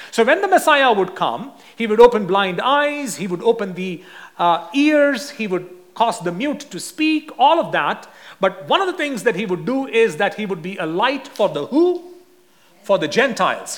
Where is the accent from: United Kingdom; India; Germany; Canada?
India; since I'm from India